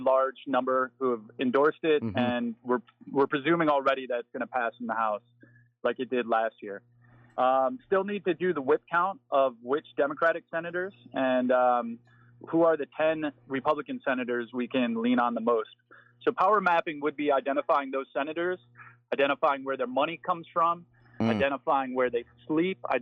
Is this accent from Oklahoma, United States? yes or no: no; Michigan, United States; moved away; also born or lived in Cleveland, Ohio / Chicago, Illinois / Africa; born in Cleveland, raised in Michigan, lived in Chicago.